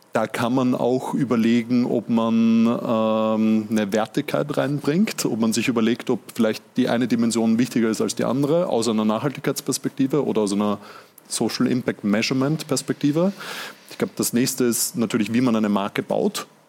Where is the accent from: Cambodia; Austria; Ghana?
Austria; Vienna; ich bin ja selber Wiener